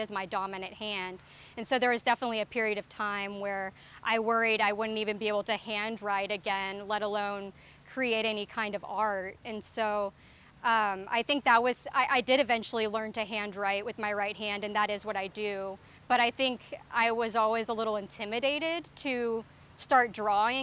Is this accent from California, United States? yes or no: no; Texas, United States; moved away as an adult; now in Chicago, United States; So I grew up in Texas, and I moved to Chicago in 2012 to go to grad school, and I've been living on the north side of Chicago ever since then